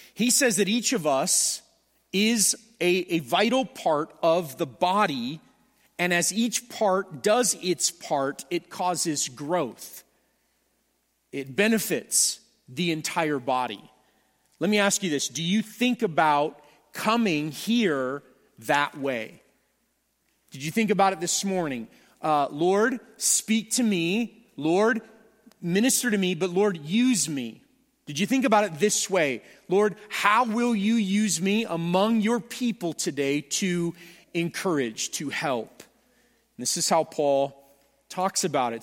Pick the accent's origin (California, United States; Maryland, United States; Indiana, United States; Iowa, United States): California, United States; Southern; I am from Southern California